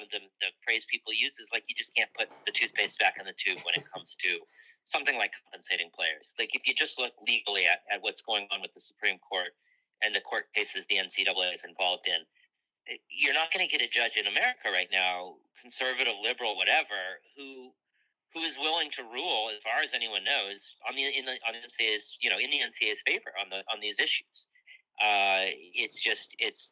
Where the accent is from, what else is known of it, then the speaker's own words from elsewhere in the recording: Michigan, United States; I grew up in Michigan